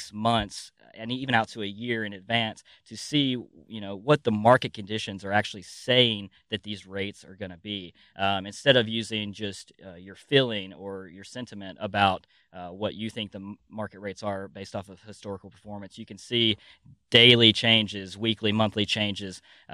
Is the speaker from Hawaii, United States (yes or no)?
no; near Chattanooga, North Georgia, United States; I am from Tennessee. Well, North Georgia, right across the state line, but I claim Chattanooga because I could throw rocks at it from my house.